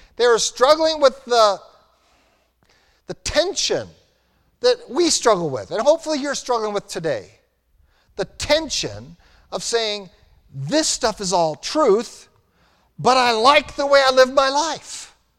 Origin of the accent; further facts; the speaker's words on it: United States; we were raised in America